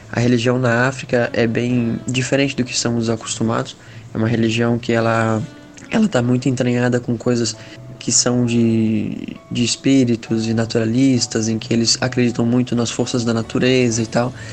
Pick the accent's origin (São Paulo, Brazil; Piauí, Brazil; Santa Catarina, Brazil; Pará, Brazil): Santa Catarina, Brazil; Itajaí; tenho 23 anos, sou de Itajaí, Santa Catarina